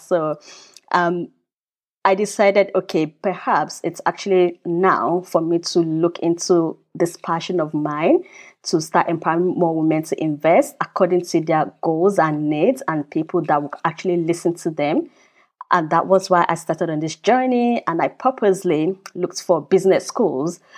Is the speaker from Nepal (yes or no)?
no; Nigeria; also born or lived in United Kingdom / China / United States; now in Germany; I grew up in Nigeria, so I'm from Nigeria, even though I'm British citizen as well, living in Germany